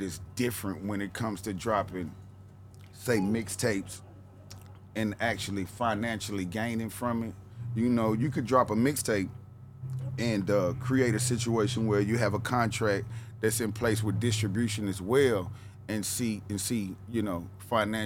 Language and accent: English; Nashville, Tennessee, United States; accent: Southern tone; also born or lived in West Coast; I come from Nashville, Cadsville, I come from the ghetto, I come from nothing